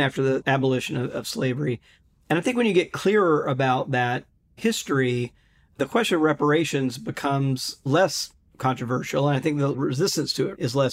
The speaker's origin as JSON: {"language": "English", "town": "Jackson", "region": "Mississippi", "country": "United States", "tie": "born or raised there", "said": "I grew up in Mississippi"}